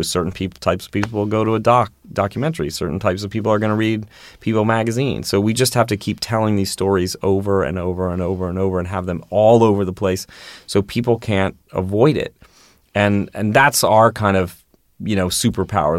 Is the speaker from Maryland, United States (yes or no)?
yes; Baltimore, Maryland, United States; also born or lived in New York; now in Los Angeles, United States; I grew up in Baltimore